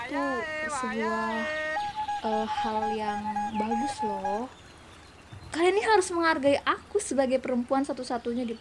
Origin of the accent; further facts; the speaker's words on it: Mamuju, West Sulawesi, Indonesia; Di tempatku kalau untuk di kalau Mamuju kan aku dari Mamuju ya Sulawesi Barat